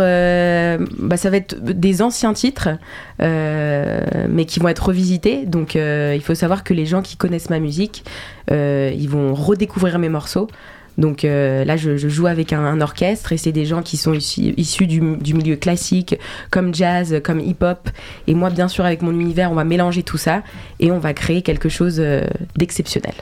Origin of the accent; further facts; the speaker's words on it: Geneva, Switzerland; moved away as an adult; now in Paris, France; Genève parce que euh, bah, c'est là où j'ai grandi, c'est là où ma famille vit